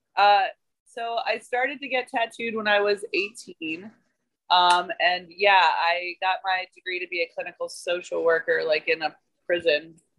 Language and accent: English; Georgia, United States; also born or lived in Philadelphia / Oklahoma; I'm from Georgia. Like I I'm, I grew here, but uh, I moved to Philadelphia.